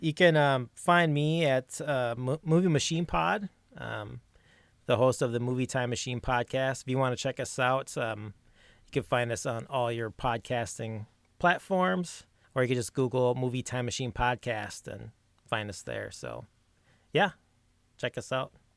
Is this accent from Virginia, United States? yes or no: no; Minneapolis, Minnesota, United States; Minnesota. I'm out of Minneapolis